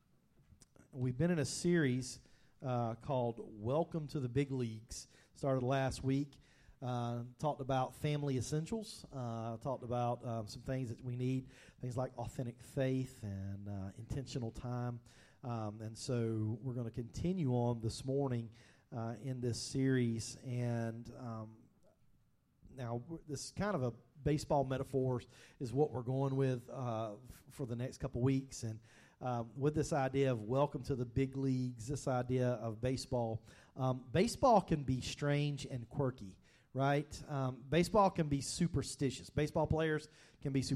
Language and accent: English; Georgia, United States; growing up in Georgia